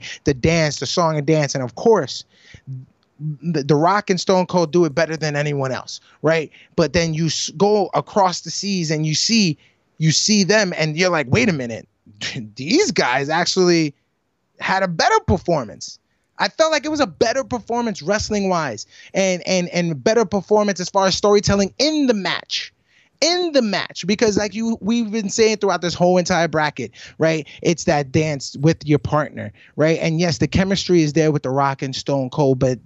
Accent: United States; I, being the American

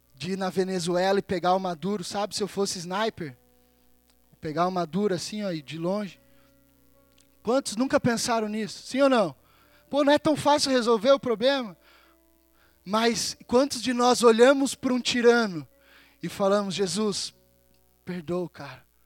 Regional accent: Brazil; now in Campina Grande do Sul, Brazil; como brasileiro

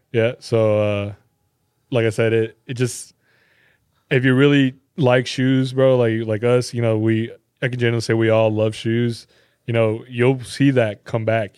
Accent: California, United States; moved away; growing up in Cali

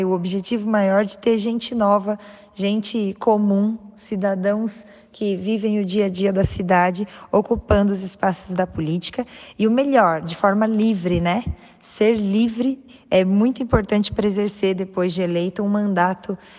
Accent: Taubaté, São Paulo, Brazil; eu sou aqui de Taubaté, no interior de São Paulo, uma terra muito boa.

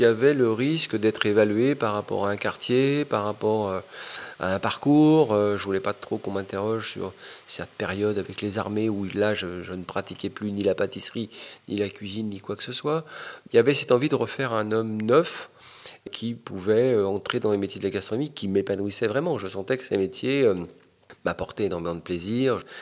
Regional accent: Paris, Île-de-France, France; also born or lived in Fontenay-sous-Bois; du 20e arrondissement, de, la cité du 140, et puis après de la cité des Bollabé ou des Boulereaux, ou du Val de Fontenay

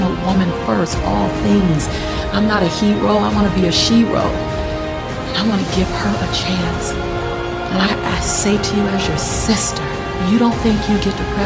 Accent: Los Angeles, California, United States; I'm a girl from South Central LA. Living between the Harlem Crip 30s and the Rolling 60s. Had three fights a week to get home from school

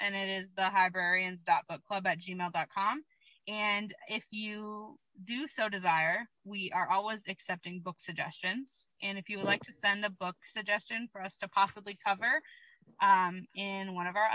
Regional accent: Alaska, United States; I'm from Alaska

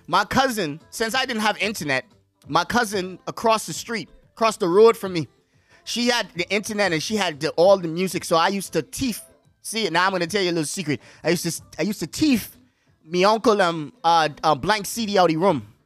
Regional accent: Bahamas; moved away as an adult; also born or lived in Bronx, New York / Washington; from the Bahamas, I went to school, grew up there.

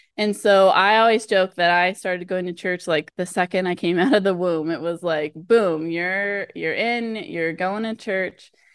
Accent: Southern California, United States; I grew up in Southern California in the U S

